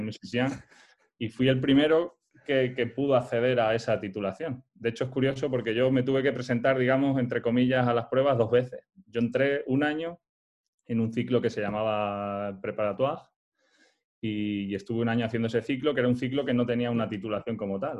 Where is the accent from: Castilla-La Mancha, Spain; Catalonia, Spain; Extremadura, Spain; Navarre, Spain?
Extremadura, Spain; Montijo; moved away; also born or lived in Soria; yo nací en Soria, aunque mis padres son, son extremeños